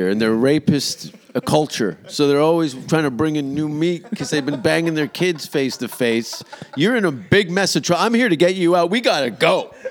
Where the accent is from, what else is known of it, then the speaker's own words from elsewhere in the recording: London, United Kingdom; I'm from London.